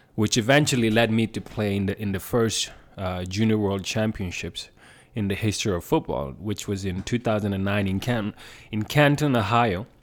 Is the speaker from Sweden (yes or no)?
yes; southern Sweden, Sweden; moved away as an adult; also born or lived in Gambia; now in Calgary, Canada; I grew up in South Sweden